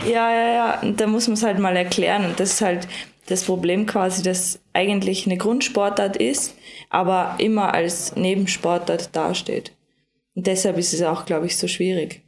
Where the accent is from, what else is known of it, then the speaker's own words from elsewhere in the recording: Lower Austria, Austria; now in Vorarlberg, Austria; bei meinen Eltern, also in Niederösterreich, das ist auch mein, meine Heimat